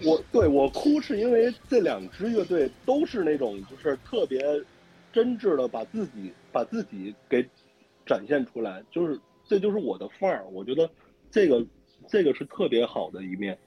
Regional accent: Anshan, Liaoning, China; 那我鞍山人嘛，对吧 老乡了

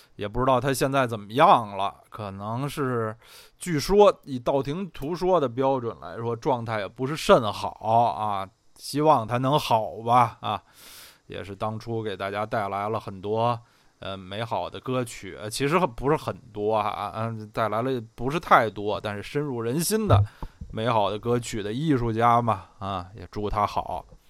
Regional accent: Beijing, China; 我虽然是土生土长北京人，在北京也住了，住了得有三十八九年，但是从来没有在二环路的里边住过啊

